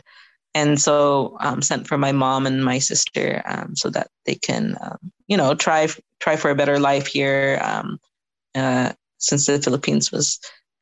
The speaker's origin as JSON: {"language": "English", "town": "Seattle", "region": "Washington", "country": "United States", "tie": "born or raised there", "said": "I grew up in Seattle"}